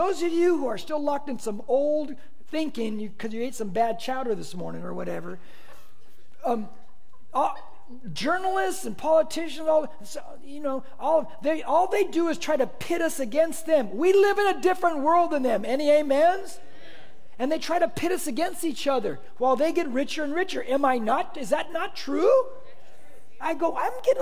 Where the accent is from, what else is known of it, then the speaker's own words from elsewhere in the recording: Corona, California, United States; I grew up on this Mexican side of Corona.